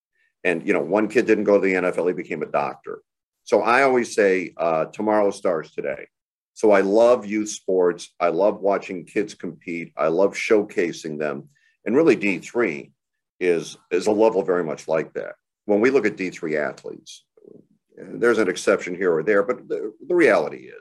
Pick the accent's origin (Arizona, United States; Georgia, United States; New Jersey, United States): Arizona, United States; Phoenix; moved away; I'm from Phoenix originally.